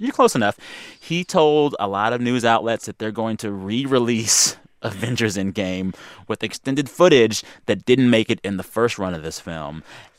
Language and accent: English; Texas, United States; As a Texan